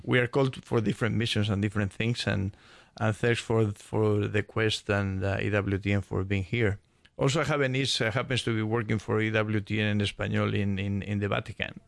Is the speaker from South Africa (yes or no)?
no; Spain; moved away as an adult; also born or lived in Midwest, United States; now in Atlanta, United States; I was born and raised in Spain, and I moved to the States, uh, when I was probably twenty-one years old